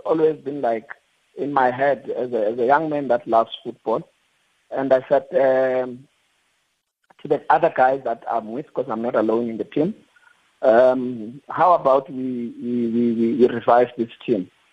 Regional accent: Atteridgeville, Gauteng, South Africa; also born or lived in Limpopo; I'm from Limpopo, but I grew up in the streets of uh, Atteridgeville as well

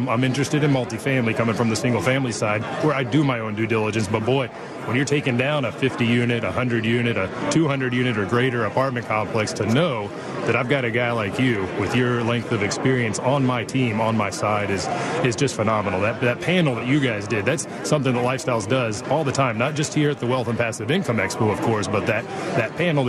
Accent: Dallas, Texas, United States; I had the opportunity to see you up in Dallas. I'm from Dallas.

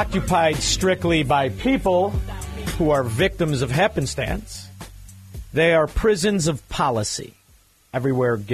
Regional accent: Melrose Park, Illinois, United States; I am from Melrose Park, which went from a very heavy Italian neighborhood to a very heavy Hispanic neighborhood.

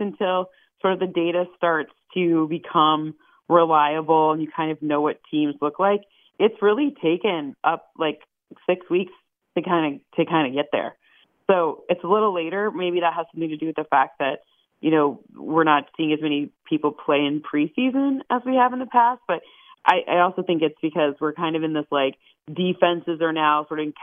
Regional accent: Michigan, United States; I'm from Michigan

